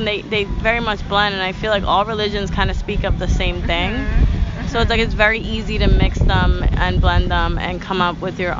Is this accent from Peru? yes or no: yes; Peru; so I'm coming from Peru.